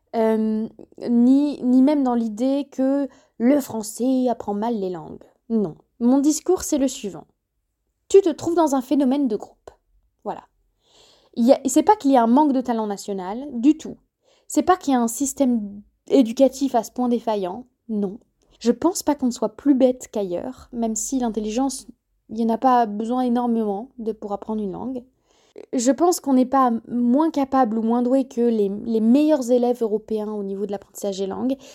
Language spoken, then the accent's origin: French; France; first language French; nous, chers Français